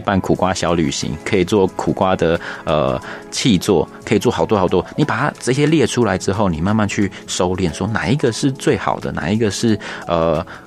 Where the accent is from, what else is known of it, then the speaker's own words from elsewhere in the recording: Taipei, Taiwan; 我从小在台北长大